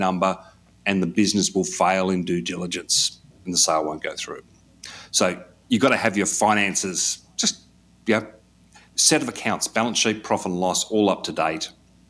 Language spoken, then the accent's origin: English; Australia; For being an Australian, you needed to have a social security number to get onto